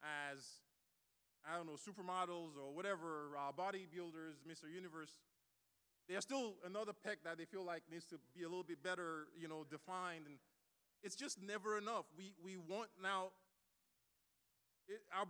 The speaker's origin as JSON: {"language": "English", "country": "Nigeria", "tie": "born or raised there", "moved": "yes", "said": "I grew up in Nigeria, so we got all kinds of punishment"}